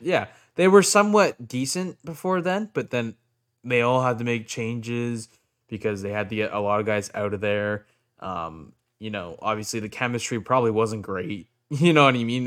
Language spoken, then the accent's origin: English; Whitby, Ontario, Canada; I'm from Whitby